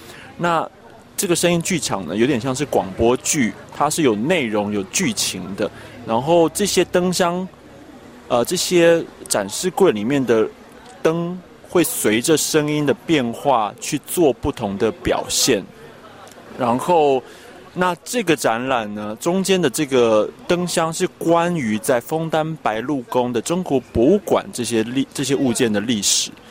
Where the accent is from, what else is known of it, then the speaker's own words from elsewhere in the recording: Taiwan; 那我是来自台湾的艺术家，但是近几年就是在台北跟德国的柏林发展。